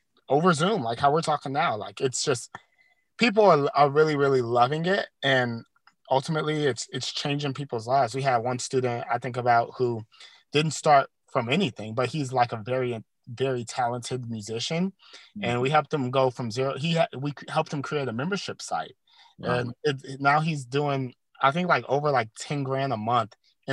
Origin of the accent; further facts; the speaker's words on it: Louisiana, United States; born and raised in Louisiana